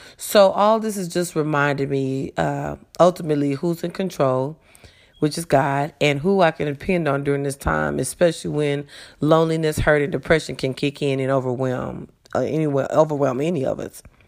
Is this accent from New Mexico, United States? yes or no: no; Las Vegas, Nevada, United States; moved away as an adult; also born or lived in California; now in Texas, United States; I am a native of Las Vegas, well, of California, but I grew up in Las Vegas, Nevada.